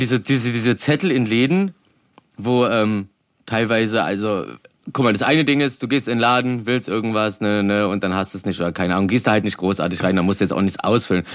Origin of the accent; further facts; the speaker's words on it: Berlin, Germany; als Berliner